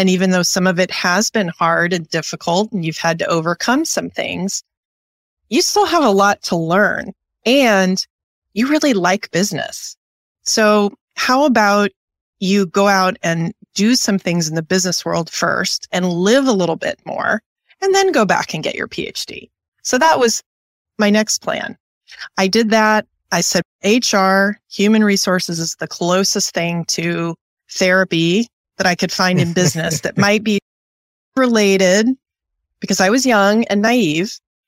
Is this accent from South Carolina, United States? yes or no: no; Wichita, Kansas, United States; born there; also born or lived in Wisconsin; But I am by birth about as U.S., Middle Western, heartbeat of America as you can be. I was born in Wichita, Kansas